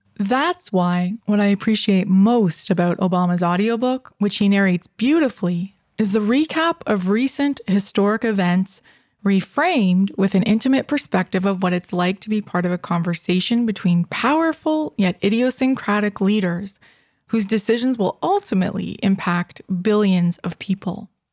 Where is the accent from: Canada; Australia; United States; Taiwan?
Canada; I'm Canadian, and I live in Canada